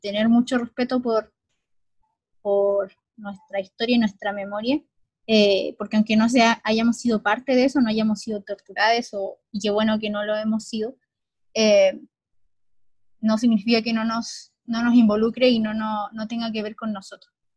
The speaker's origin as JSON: {"language": "Spanish", "country": "Chile", "said": "somos como chilenos"}